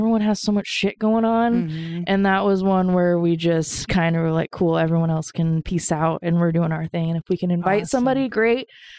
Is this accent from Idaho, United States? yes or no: yes; Oakley, Idaho, United States; now in Boise, United States; I grew up in Idaho, but I came here in 2009 in Du Boise. So yeah, I'm from Oakley, Idaho.